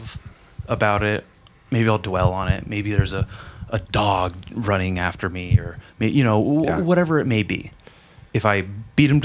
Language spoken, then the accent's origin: English; Lompoc, California, United States; I'm from Lompoc, shark attack capital of California, Surf Beach